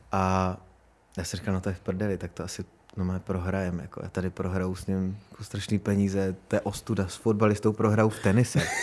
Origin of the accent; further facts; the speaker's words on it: Beskids, Czechia; jsem z Besky